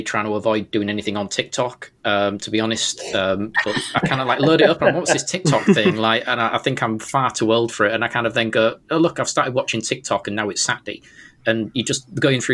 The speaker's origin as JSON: {"language": "English", "town": "Hull", "region": "Yorkshire and the Humber", "country": "United Kingdom", "accent": "strange British accent", "said": "I'm from Hull, and then well, that's the back and beyond."}